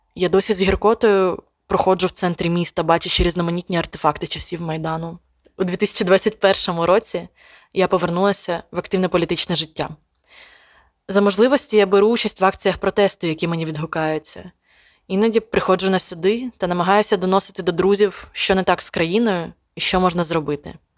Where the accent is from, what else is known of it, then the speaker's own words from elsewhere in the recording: Sumy, Sumy Oblast, Ukraine; моє рідне місто Суми